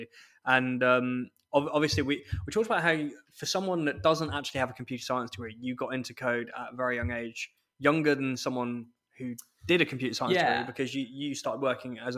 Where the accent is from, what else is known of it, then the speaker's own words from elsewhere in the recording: Scotland, United Kingdom; as a Scot